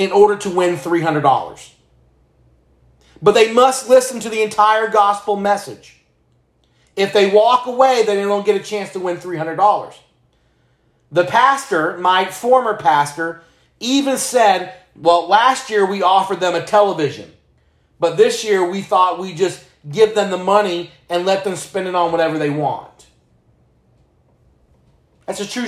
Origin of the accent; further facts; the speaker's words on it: Palatka, Florida, United States; moved away as an adult; now in Texas, United States; my hometown.